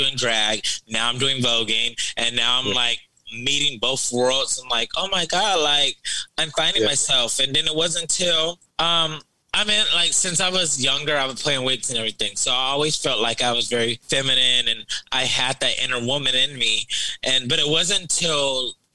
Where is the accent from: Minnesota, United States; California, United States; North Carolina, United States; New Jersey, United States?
California, United States; Moreno Valley; I'm originally from Moreno Valley, California. That's the Inland Empire. I grew up in a very old school, traditional Baptist household.